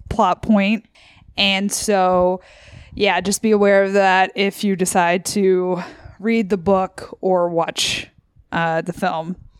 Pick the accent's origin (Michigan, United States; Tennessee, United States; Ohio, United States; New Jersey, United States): Tennessee, United States; Memphis; moved away as an adult; from Memphis, and I moved out here for grad school